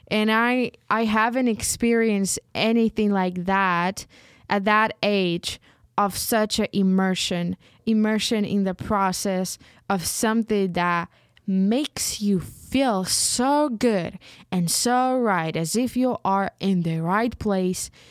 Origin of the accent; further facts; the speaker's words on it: Ukraine; first language uk; English is a second language; I found even more joy in writing in Ukrainian because it's my mother tongue and I feel it.